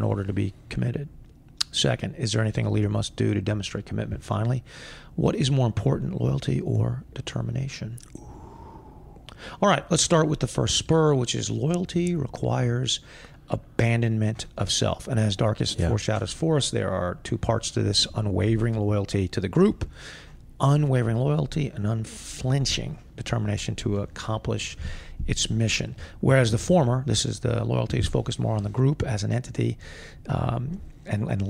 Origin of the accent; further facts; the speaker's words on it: United States; I am an American, which I am